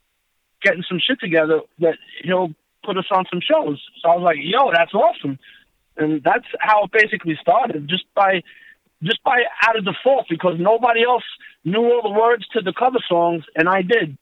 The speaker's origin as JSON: {"language": "English", "town": "Queens", "region": "New York", "country": "United States", "tie": "born or raised there", "said": "Well, I'm going to be honest. I'm a strange character because I was into all styles of music. And growing up"}